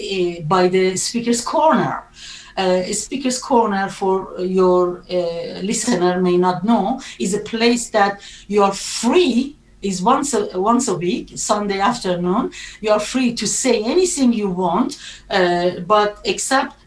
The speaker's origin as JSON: {"language": "English", "country": "Iran", "tie": "born or raised there", "second_language": "English", "moved": "as an adult", "lives_now": "United Kingdom", "said": "I was born in Iran in a Muslim family and had a very, very wonderful, happy childhood until 1979"}